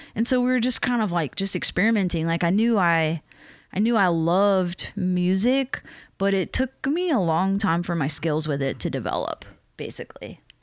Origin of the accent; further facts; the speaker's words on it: Matthews, North Carolina, United States; moved away as an adult; also born or lived in Richmond, Virginia / West Coast; I'm from the South. Like, I grew up in North Carolina, and then next I lived in Virginia, in Richmond